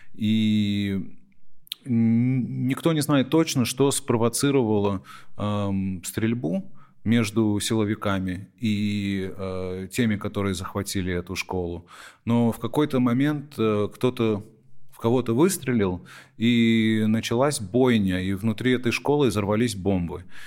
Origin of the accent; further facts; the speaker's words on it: United States; когда я рос в Америке, я эмигрировал в Америку, когда мне было всего полтора года, что мама заставляла нас говорить дома, и что я сохранил язык